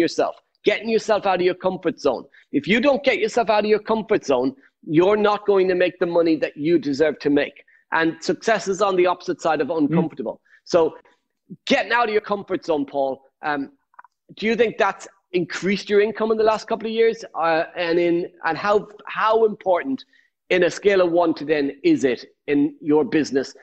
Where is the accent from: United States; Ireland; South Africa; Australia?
Ireland; I'm Irish